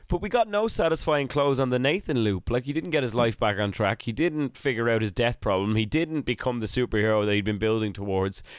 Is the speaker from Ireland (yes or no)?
yes; Ireland; I was an Irish child in the nineties